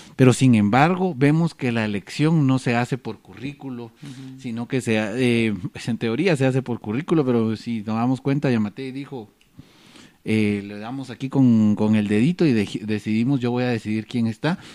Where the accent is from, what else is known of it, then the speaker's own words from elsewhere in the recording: Quetzaltenango, Guatemala; nosotros que somos de Quetzaltenango